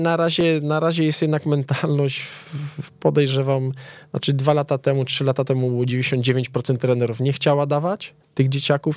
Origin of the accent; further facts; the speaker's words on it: Częstochowa, Silesian Voivodeship, Poland; now in Warsaw, Poland; jestem z Częstochowy